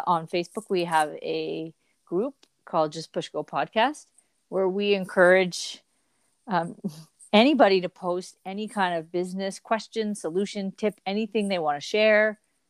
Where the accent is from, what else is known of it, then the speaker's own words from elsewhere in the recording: Canada; Well, we are Canadian icons.